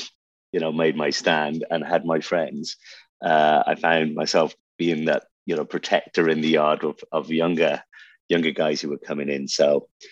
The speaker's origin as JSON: {"language": "English", "town": "Buncrana", "region": "County Donegal", "country": "Ireland", "tie": "born or raised there", "also_born_or_lived": "Birmingham, England", "accent": "Irish", "moved": "yes", "lives_now": "Dubai, United Arab Emirates", "said": "we landed in Donegal, which a place called Buncrana"}